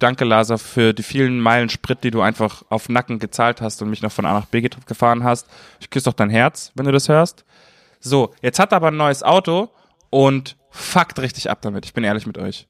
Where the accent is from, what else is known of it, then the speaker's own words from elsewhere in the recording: Munich, Bavaria, Germany; moved away; in München, in meiner Heimat